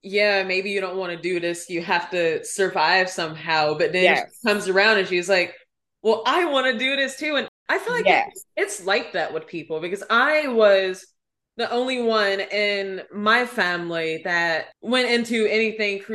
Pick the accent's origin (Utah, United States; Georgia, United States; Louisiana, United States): Georgia, United States; outside of Atlanta; I grew up outside of Atlanta, like 35 or so miles from the city